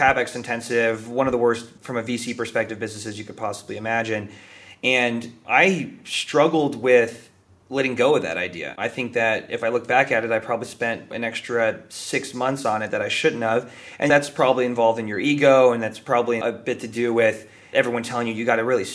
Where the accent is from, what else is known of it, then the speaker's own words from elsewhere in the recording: Bay Area, California, United States; I grew up in the Bay Area, which has got to be one of the most privileged places to grow up in the entire world